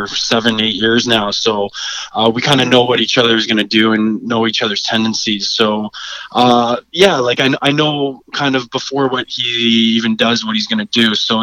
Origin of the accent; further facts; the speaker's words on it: Brampton, Ontario, Canada; I'm from Brampton, Ontario originally, and started playing hockey when I was six